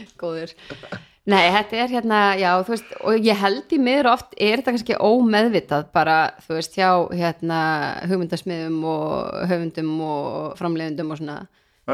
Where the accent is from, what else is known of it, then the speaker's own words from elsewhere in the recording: Keflavík, Southern Peninsula, Iceland; moved away as an adult; also born or lived in Denmark; now in Reykjavík, Iceland; ég er frá Keflæk og er raunin alveg þar upp